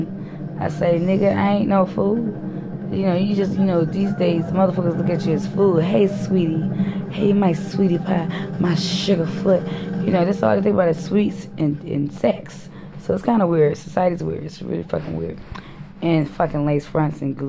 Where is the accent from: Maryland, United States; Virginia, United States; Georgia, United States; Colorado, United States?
Georgia, United States; Brunswick; also born or lived in Miami, Florida / Bahamas; I'm from Brunswick, Georgia